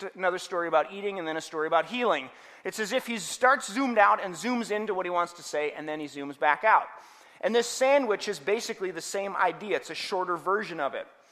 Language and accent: English; Minnesota, United States; also born or lived in Denver, Colorado; I grew up here in Minnesota, but uh, ended up in school at Denver